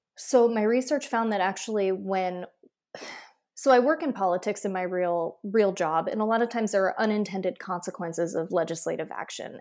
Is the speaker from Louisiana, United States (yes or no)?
no; Iowa, United States; I grew up in Iowa